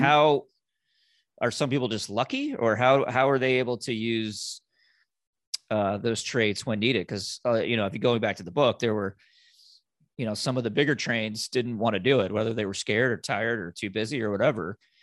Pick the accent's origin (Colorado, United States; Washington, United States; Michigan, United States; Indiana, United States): Indiana, United States; now in Florida, United States; I'm, I'm originally from Indiana